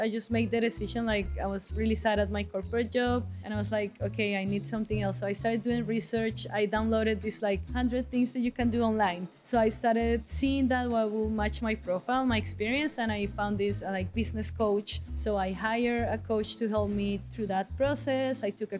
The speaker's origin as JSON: {"language": "English", "town": "Bogota", "region": "Bogotá", "country": "Colombia", "said": "Bogota, Colombia."}